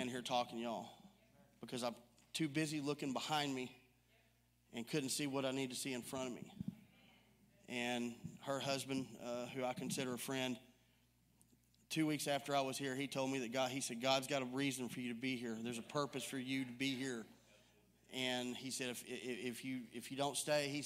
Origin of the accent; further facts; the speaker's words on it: Mount Pleasant, Texas, United States; I'm 45, and I grew up in Mount Pleasant, Texas.